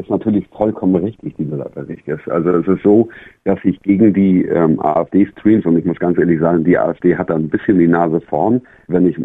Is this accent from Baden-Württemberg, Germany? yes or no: no; Schleswig-Holstein, Germany; Ich komme aus, aus Dithmarschen, Schleswig-Holstein.